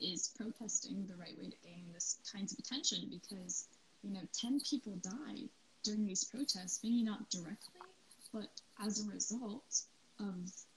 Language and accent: English; United States; moved away; my hometown in the United States